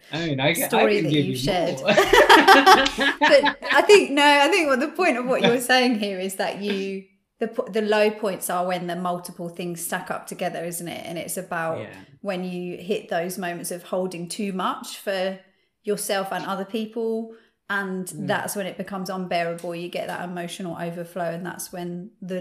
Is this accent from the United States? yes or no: no; United Kingdom; I'm British